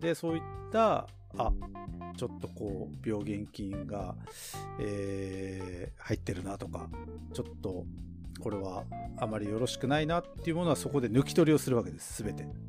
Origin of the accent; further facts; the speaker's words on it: Tokachi, Hokkaido, Japan; 地元の僕らの地元の十勝